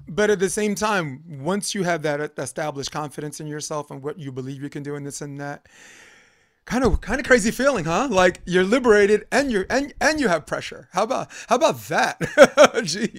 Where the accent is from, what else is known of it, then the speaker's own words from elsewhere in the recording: New York, United States; I'm from New York.